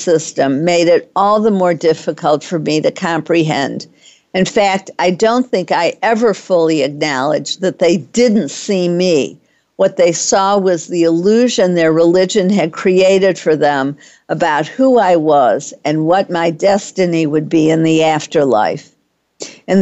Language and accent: English; Detroit, Michigan, United States; moved away as an adult; also born or lived in Texas; I grew up Jewish in Detroit, Michigan, in a neighborhood where Jews were welcomed